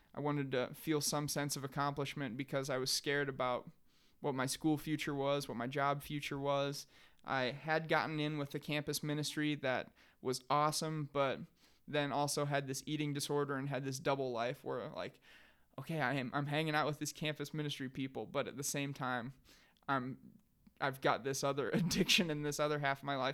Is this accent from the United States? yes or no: yes; Sheldon, Iowa, United States; I ended up back here in Sheldon, Iowa, my hometown